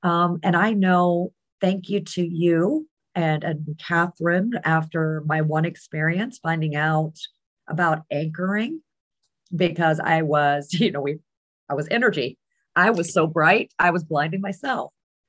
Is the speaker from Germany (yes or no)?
yes; Germany; I was growing up in Germany. Dad was military.